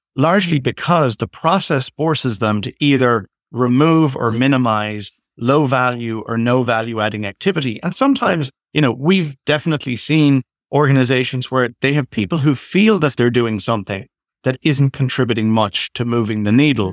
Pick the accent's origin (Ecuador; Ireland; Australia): Ireland; now in Toronto, Canada; I'm originally from Ireland, but currently based in Canada, in Toronto